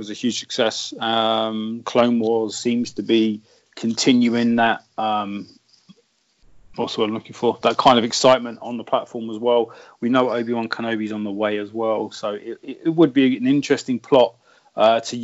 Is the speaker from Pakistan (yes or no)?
no; United Kingdom; I'm a Southerner